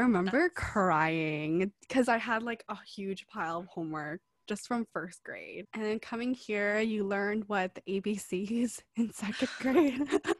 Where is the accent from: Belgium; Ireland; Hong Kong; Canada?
Hong Kong; So I was born in Hong Kong.